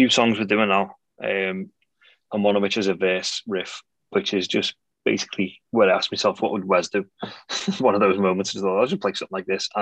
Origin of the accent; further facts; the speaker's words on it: Bootle, North West England, United Kingdom; I grew up in Bootle, which is technically just outside Liverpool. It's in Sefton, but it's an L postcode.